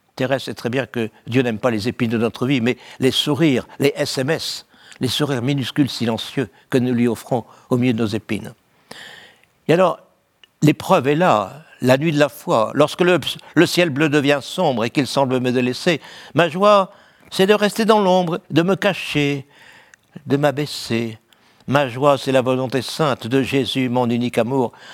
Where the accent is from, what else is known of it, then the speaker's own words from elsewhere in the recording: Valenciennes, Hauts-de-France, France; Je suis né à Valenciennes